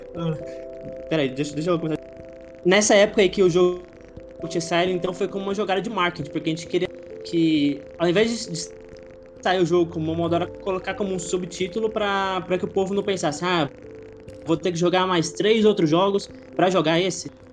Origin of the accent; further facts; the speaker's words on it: Goiânia, Goiás, Brazil; eu sou de Goiânia, Goiás, interiorzão lá do, do ah. Brasil